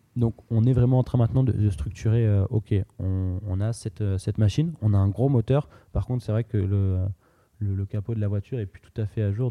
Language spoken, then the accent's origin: French; France; on a grandi en France, on a volonté à construire en France